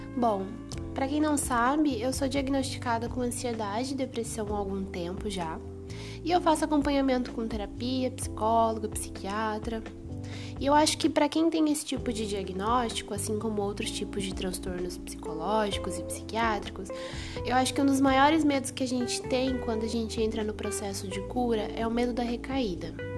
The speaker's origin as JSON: {"language": "Portuguese", "country": "Brazil", "said": "eu sou brasileira"}